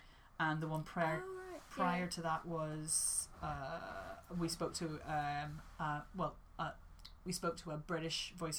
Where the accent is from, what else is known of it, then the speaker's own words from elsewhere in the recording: Ireland; and I'm very Irish at heart, because I'm Irish. So, like, we just love an old yarn